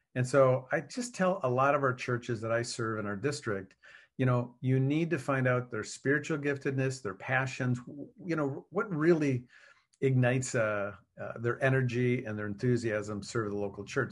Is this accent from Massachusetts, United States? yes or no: no; Wisconsin, United States; I was raised in Wisconsin